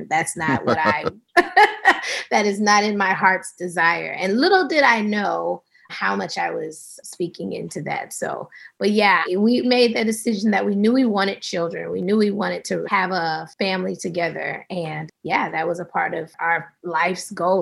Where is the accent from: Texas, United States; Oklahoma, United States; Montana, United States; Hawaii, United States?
Texas, United States; also born or lived in Arkansas / Atlanta, Georgia; now in Marin County, United States; So I am a Southern girl. I was born in Texas, spent some time in Arkansas